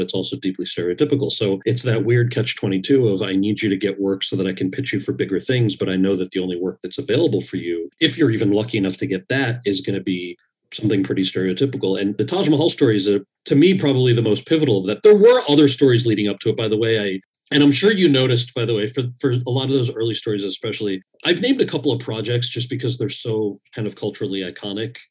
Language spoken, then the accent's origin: English; New Jersey, United States; moved away as an adult; also born or lived in Los Angeles; growing up in Jersey and then leaving to go pursue an acting career